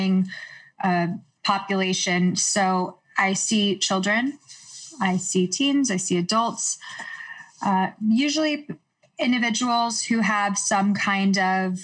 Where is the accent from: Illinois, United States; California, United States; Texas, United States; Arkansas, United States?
Texas, United States; Houston; moved away as an adult; also born or lived in New York; now in Los Angeles, United States; I grew up in Houston. I moved to New York at 18 to do my undergraduate